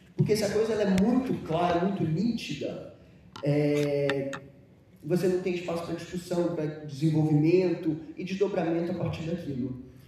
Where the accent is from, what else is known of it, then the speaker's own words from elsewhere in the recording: São Paulo, Brazil; also born or lived in Rio de Janeiro; eu já sou um carioca que cresceu em São Paulo, que vive nesse lugar é, entre dois mundos